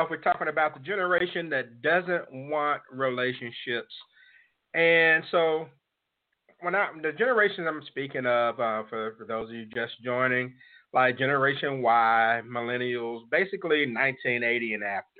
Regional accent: Jackson, Mississippi, United States; From the 601 area code, my hometown of Jackson, Mississippi

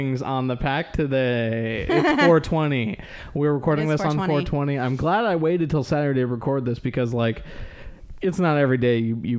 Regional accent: California, United States; which I'm not used to since I'm from California

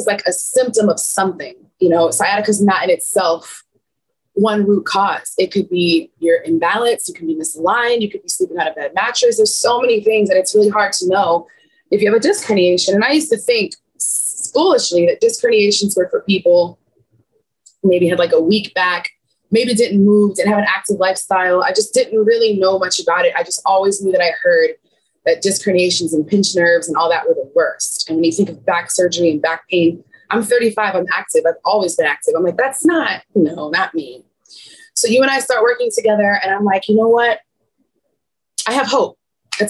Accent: United States; I'm an American tourist

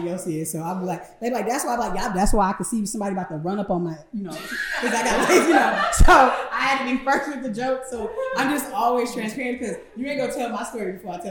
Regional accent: Detroit, Michigan, United States; born and raised in Detroit.

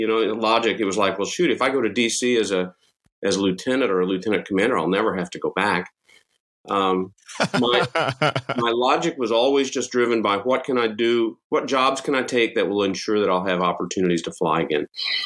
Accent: Abilene, Texas, United States; moved away; I was born and raised in West Texas, home of Dyess Air Force Base in Abilene.

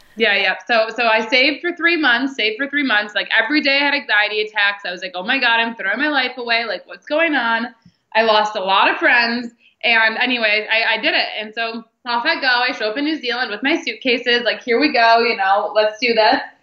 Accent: Detroit, Michigan, United States; I was born in Detroit, Michigan, and had super normal upbringing

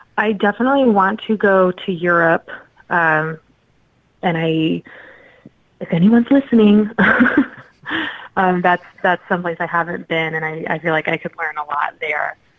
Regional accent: Midwest, United States; we are both from the Midwest

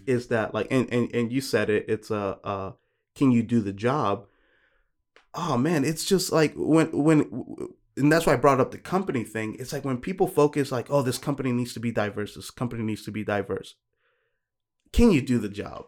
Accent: New York, United States; I'm from New York

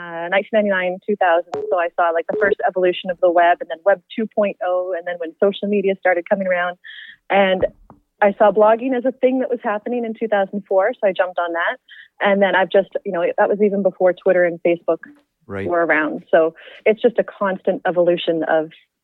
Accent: Lower Mainland, British Columbia, Canada; I'm born and raised in the Lower Mainland

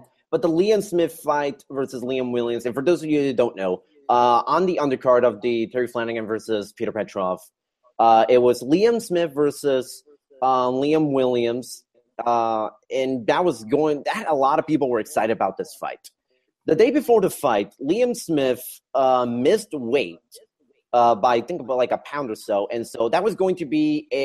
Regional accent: Puerto Rico; moved away; I'm from Puerto Rico.

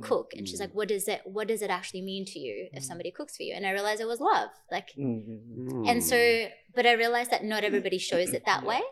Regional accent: Fiji; now in Australia; my sister and I grew up in Fiji

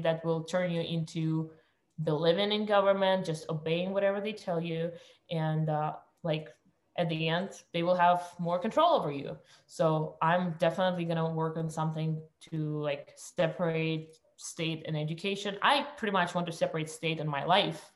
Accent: Russia; moved away; I was born in Russia

